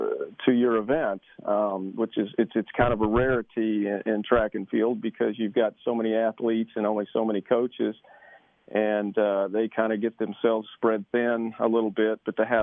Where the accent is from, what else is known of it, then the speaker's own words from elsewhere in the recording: Excelsior Springs, Missouri, United States; I'm sitting in my front porch in Excelsior Springs, Missouri.